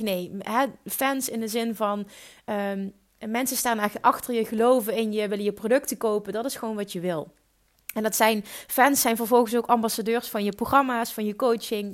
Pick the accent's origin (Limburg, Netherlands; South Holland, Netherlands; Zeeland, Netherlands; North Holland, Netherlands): Limburg, Netherlands; accent: Limburgs; Ik heb een stom Limburgs accent